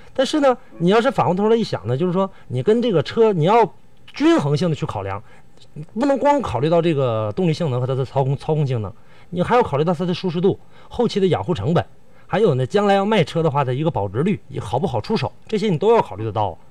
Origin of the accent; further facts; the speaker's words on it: Northeast China, China; accent: Northeastern Mandarin; 咱们东北话说是这个生不愣子